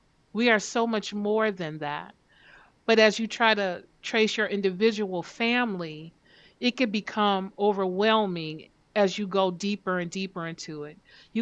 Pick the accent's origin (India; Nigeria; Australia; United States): Nigeria; I'm Nigerian, you know? Like I'm very proud of that. I always felt a connection to that land.